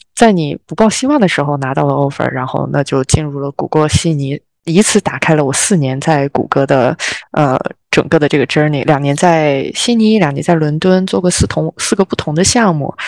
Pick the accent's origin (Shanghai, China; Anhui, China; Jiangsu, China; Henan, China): Henan, China; Zhengzhou; moved away as an adult; also born or lived in London; now in Australia; 从郑州我们的家乡，第一次离开家乡